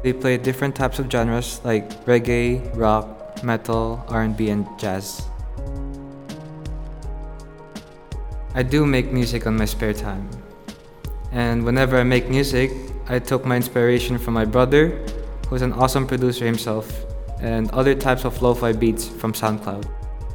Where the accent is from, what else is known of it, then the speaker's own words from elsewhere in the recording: Macau; I'm from Macau, born and raised.